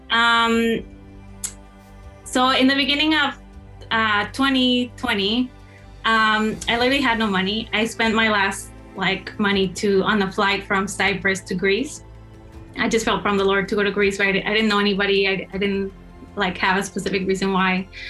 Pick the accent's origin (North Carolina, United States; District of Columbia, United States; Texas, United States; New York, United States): Texas, United States; moved away as an adult; now in Michigan, United States; I grew up in Texas.